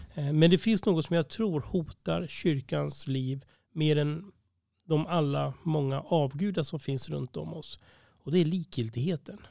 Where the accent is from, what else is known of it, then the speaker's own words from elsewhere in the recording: Uppsala, Uppsala County, Sweden; jag var uppvuxen här i Uppsala